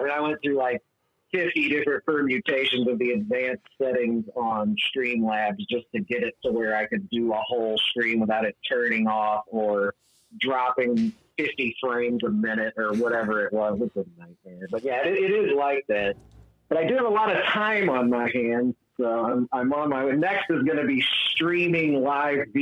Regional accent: Chicago, Illinois, United States; moved away; I'm from North Suburban Chicago. Like, I'm actually familiar with some of the neighborhoods. Like, I used to ride my bike in some of the neighborhoods

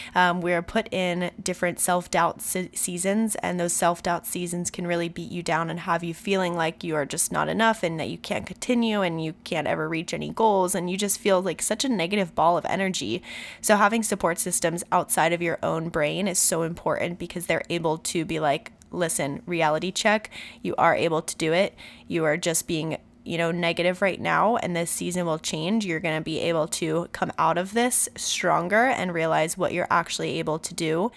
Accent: Robbinsville, New Jersey, United States; now in Santa Barbara, United States; This is where I was born, but I was raised in Robbinsville, New Jersey. I grew up there for about thirteen years

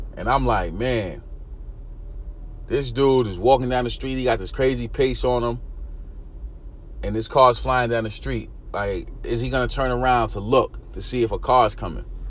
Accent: New York City, New York, United States; I grew up in East New York, Brooklyn, single parent home

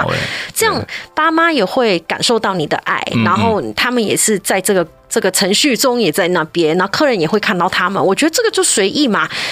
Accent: China; 我们中国人不可能是这样的，一定是先吃饭的，对不对？

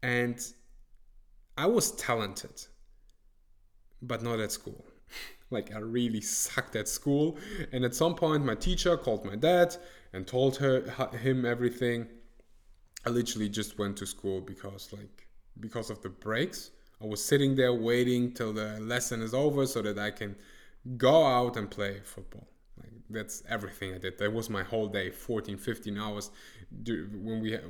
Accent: Germany; English is a second language; I was born and raised in Germany

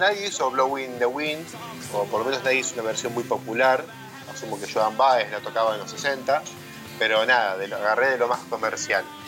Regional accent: Buenos Aires, Argentina; accent: porteño; los porteños tenemos el mismo acento

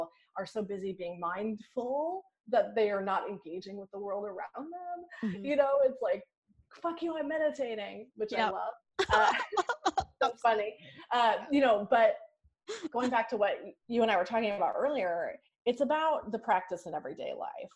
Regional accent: New York, United States; I'm a New Yorker

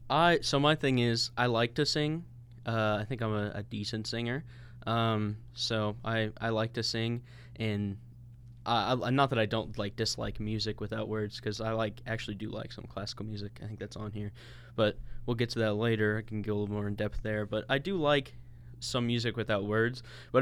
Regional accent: Illinois, United States; I actually really like jazz. I grew up in Illinois, and we were right by SIUE.

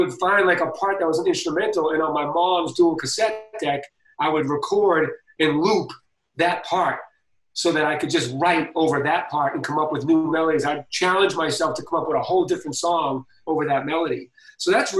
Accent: Boston, Massachusetts, United States; I'm from Boston

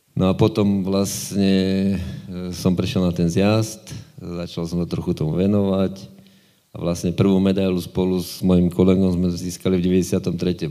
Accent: Žilina, Žilina Region, Slovakia; som vyrastal v Povazkom chlmci a že som býval priamo pri vode

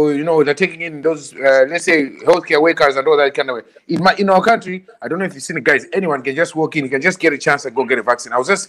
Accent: Malawi; moved away; You know, we're all from Malawi.

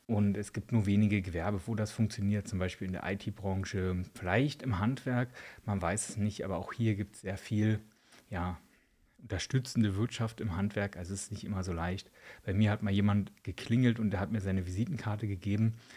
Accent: eastern Germany, Spreewald region, Brandenburg, Germany; now in Switzerland; bei uns im Osten, Spreewaldregion

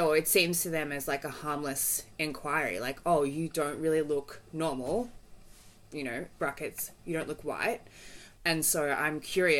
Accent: Melbourne, Victoria, Australia; I was raised in Australia, you know, in Bayside, St. Kilda.

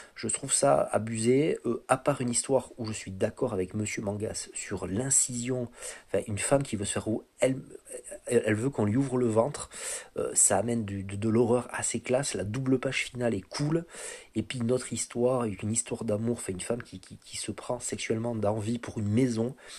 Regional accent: France; en tant que français

